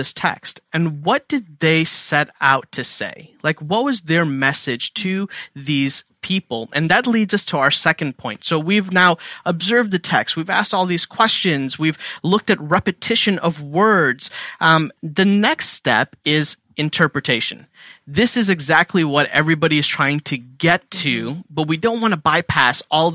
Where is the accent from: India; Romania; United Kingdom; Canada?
India; now in Philadelphia, United States; I'm Indian